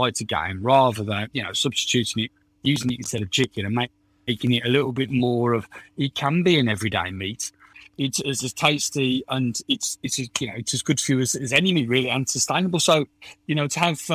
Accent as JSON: {"language": "English", "country": "United Kingdom", "said": "I'm British"}